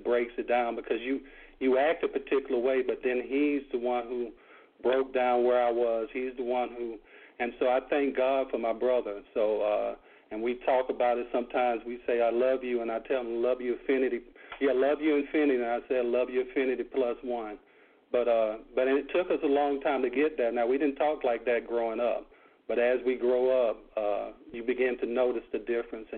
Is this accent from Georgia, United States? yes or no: yes; Valdosta, Georgia, United States; I'm born and raised in Valdosta and Jackson Street, west side of Valdosta